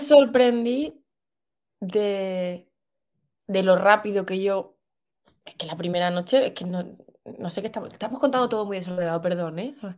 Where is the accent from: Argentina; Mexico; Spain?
Spain; Extremadura; also born or lived in Seville / Australia; soy de Extremadura, como no me escuchan por todo el mundo, es una región de España. Eh, nací en el norte, pero luego me he criado en un pueblito que se llama Mendalejo